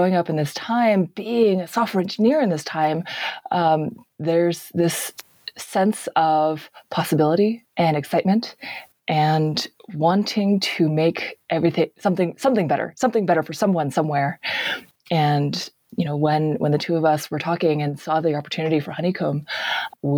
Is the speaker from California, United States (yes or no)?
yes; Bay Area, California, United States; I grew up in the Bay Area